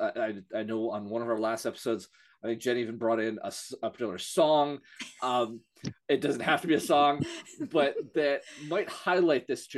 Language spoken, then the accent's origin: English; Vermont, United States; here in my home state of Vermont